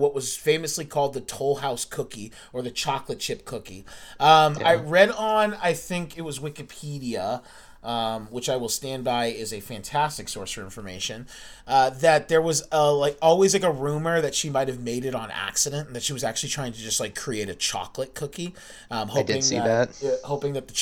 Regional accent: Biddeford, Maine, United States; also born or lived in Virginia; my hometown, Biddeford, Maine

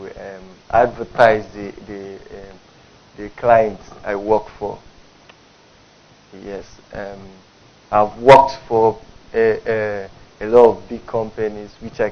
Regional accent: Akwa Ibom, Nigeria; I'm from Oregon, I'm local government area, Akwa Ibom State.

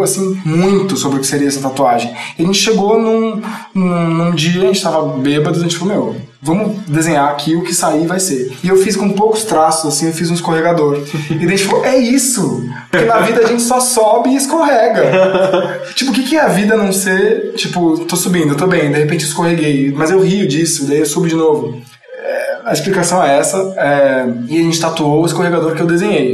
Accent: São Paulo, Brazil; São Paulo, nascido e criado.

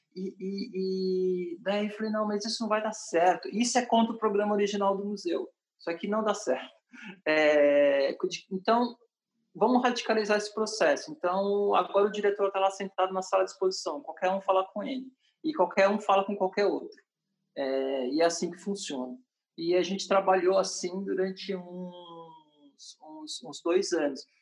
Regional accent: São Paulo, Brazil; moved away; also born or lived in Paris, France / Salvador, Brazil; eu como paulistano, vindo de Paris

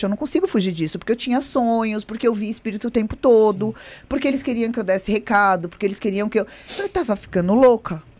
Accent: São Paulo, Brazil; born there; nasci em São Paulo

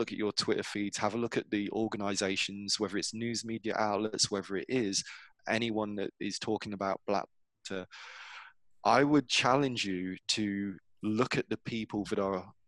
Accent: England, United Kingdom; moved away as an adult; now in United States; I grew up in England, so I know what it feels like or what it should feel like to be English or British

